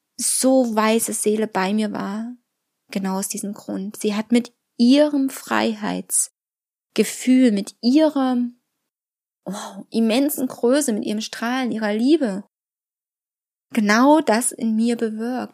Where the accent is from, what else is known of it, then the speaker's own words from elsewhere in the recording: Germany; bei uns in Deutschland